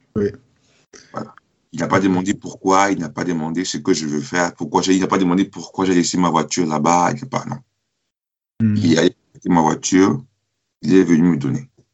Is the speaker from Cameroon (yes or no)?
yes; Cameroon; also born or lived in France; now in Germany; depuis que je suis parti du Cameroun